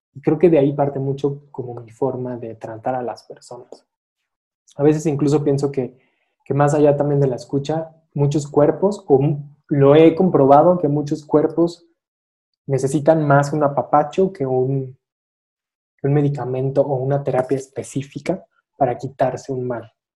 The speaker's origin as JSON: {"language": "Spanish", "town": "Irapuato", "region": "Guanajuato", "country": "Mexico", "tie": "born or raised there", "also_born_or_lived": "Tijuana", "moved": "yes", "lives_now": "Mexico City, Mexico", "said": "nací en la Ciudad de México, crecí en la ciudad de Irapuato, Guanajuato."}